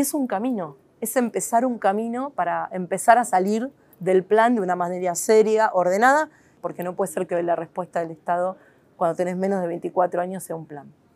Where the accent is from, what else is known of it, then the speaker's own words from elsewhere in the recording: Argentina; quiénes somos los argentinos